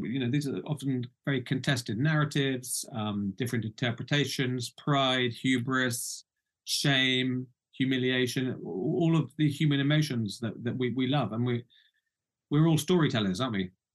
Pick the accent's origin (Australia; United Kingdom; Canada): United Kingdom; also born or lived in Baghdad; now in Norfolk, United Kingdom; I'm I'm British. Uh, I come from the UK